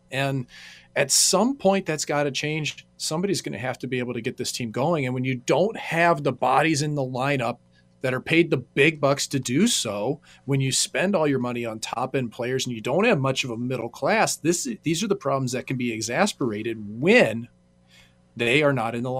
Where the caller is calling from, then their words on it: St. Louis, Missouri, United States; I'm joining you from St. Louis. Unfortunately, it feels like too far away. Wish I was in Vegas to do this in person